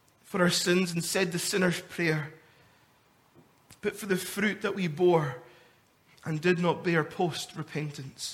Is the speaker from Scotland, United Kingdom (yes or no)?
yes; Scotland, United Kingdom; me being a Scottish man